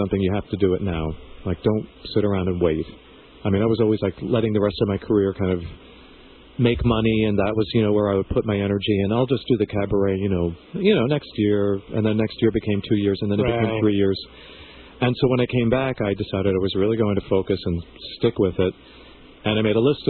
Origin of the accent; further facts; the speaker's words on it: Massapequa Park, New York, United States; also born or lived in Cuba; I grew up here on Long Island in Massapequa Park